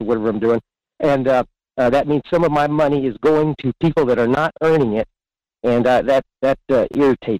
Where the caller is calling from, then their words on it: Fairbanks, Alaska, United States; in Fairbanks.